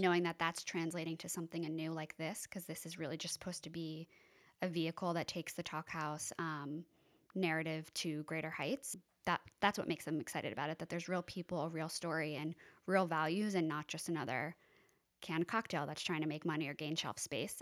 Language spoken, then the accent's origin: English; East Hampton, New York, United States; also born or lived in Boston; I was born and raised in East Hampton. grew up on Three Mile Harbor, living back there now.